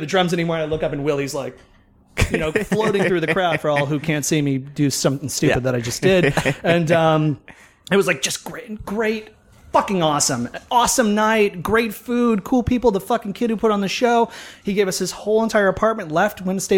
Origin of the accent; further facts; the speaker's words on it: Massachusetts, United States; moved away; also born or lived in Florida; born and bred in Massachusetts